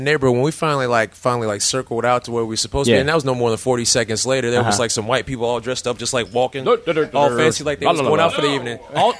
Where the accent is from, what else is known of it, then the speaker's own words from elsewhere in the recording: Middletown, Ohio, United States; I was born, like, I grew up in Middletown, Ohio.